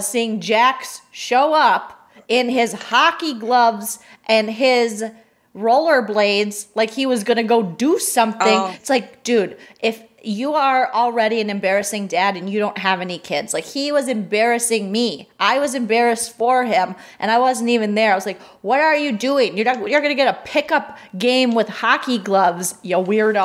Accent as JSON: {"language": "English", "region": "Minnesota", "country": "United States", "said": "as a Minnesotan"}